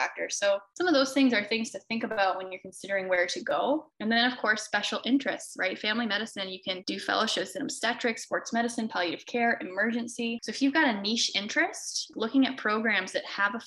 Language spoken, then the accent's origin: English; Canada; moved away as an adult; I'm a Canadian